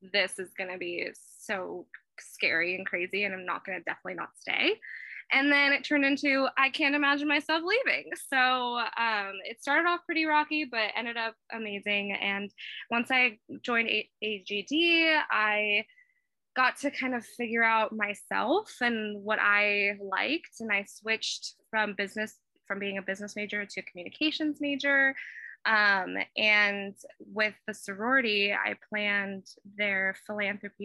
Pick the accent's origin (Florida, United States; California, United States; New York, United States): California, United States; Los Angeles; moved away as an adult; also born or lived in Sonoma County; I grew up in Los Angeles, the big city.